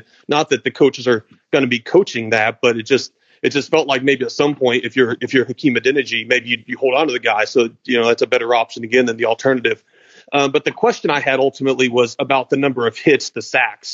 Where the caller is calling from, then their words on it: Louisville, Kentucky, United States; I'm calling from Louisville